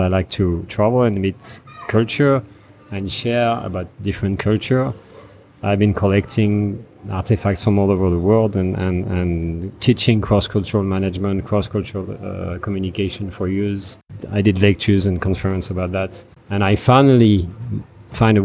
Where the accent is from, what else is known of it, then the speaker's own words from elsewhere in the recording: France; English is a second language; moved away as an adult; now in Cambodia; I'm from France. I was born there and I grew up there.